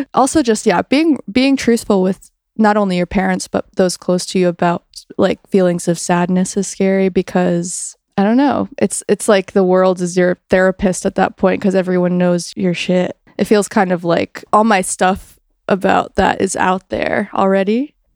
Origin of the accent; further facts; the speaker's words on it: Greensboro, North Carolina, United States; there was like a really cool indie rock scene like right before I was born in North Carolina with Merge Records and in like Greensboro was kind of getting the um edges of that scene